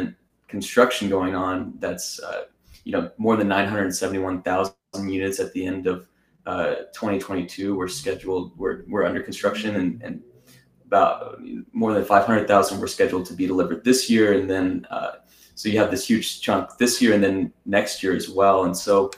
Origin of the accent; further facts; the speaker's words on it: Austin, Texas, United States; my hometown of Austin, Texas